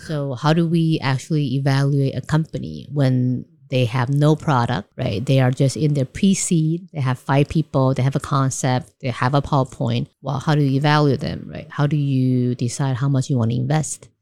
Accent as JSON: {"language": "English", "country": "Taiwan", "tie": "born or raised there", "also_born_or_lived": "New York", "moved": "as an adult", "said": "I grew up in Taiwan, and I studied in C C U, majoring in economics"}